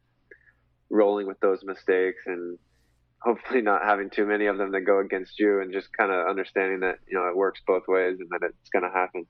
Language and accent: English; Fort Worth, Texas, United States; I grew up in Fort Worth. My parents still live in Fort Worth